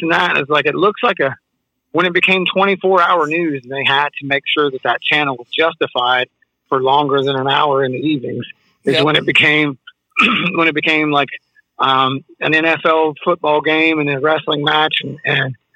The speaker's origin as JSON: {"language": "English", "region": "West Virginia", "country": "United States", "also_born_or_lived": "Columbus, Ohio", "moved": "yes", "lives_now": "Florida, United States", "said": "I'm from West Virginia. I moved to Ohio."}